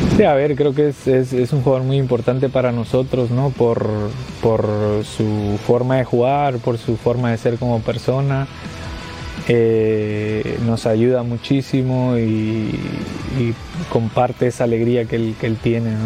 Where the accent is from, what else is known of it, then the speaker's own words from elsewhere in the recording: Mexico; soy mexicano